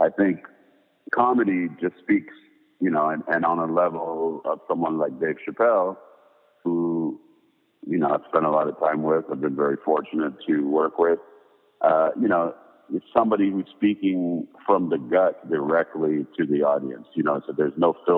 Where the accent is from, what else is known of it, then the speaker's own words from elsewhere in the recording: Paris, Île-de-France, France; moved away; growing up in Paris